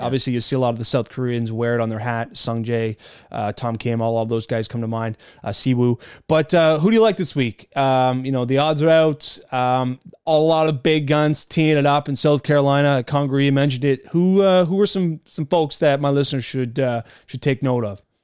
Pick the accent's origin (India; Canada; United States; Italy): Canada; I'm Canadian